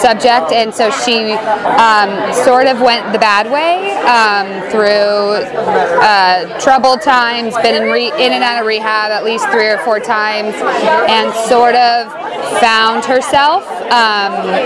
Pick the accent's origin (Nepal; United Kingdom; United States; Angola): United States; Orange County, California; also born or lived in New York; I am originally from Orange County, California